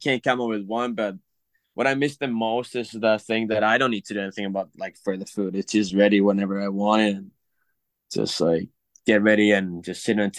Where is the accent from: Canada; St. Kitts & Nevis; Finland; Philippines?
Finland; English is a second language; now in St. Cloud, United States; Yeah, I mean, I just don't think I can do any NIL deals because I'm from Finland